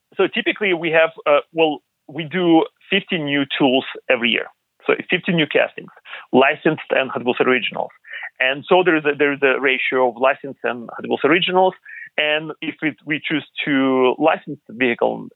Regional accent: Ukraine; moved away; I was born in Eastern Europe, in uh, Ukraine.

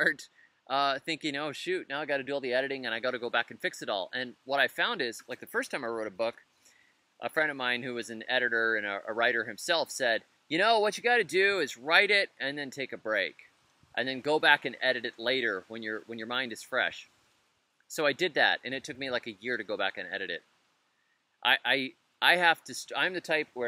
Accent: Florida, United States; moved away as an adult; also born or lived in Tennessee; I'm a Florida native. That's my hometown

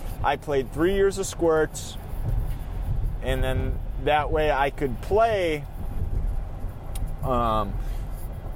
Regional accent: Minnesota, United States; I am from Minnesota, and it's the state of hockey

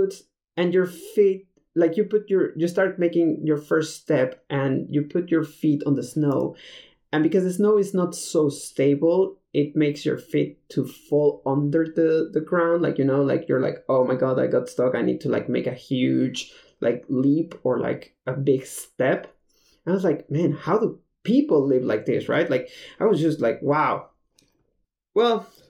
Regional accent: Mexico City, Mexico; moved away as an adult; also born or lived in Detroit, Michigan / Spain; I am from Mexico City

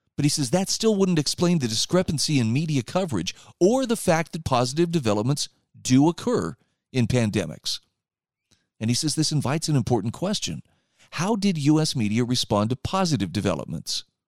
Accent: Utah, United States; my home state of Utah

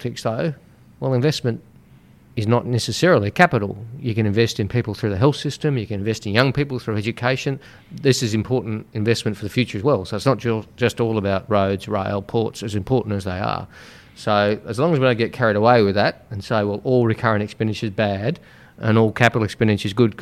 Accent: Sydney, New South Wales, Australia; I grew up in Western Sydney in a place called Smithfield. I still live there

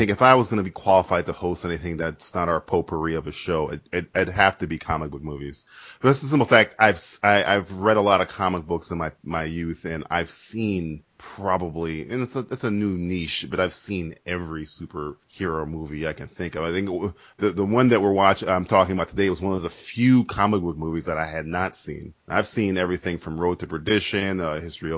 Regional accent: United States

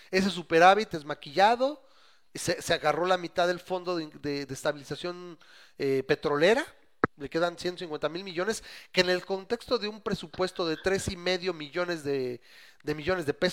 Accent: Mexico; yo soy mexicano

